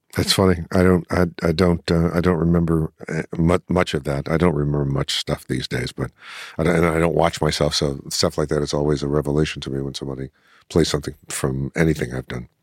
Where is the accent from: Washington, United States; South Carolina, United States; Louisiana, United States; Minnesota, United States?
Louisiana, United States; New Orleans; born or raised there; moved away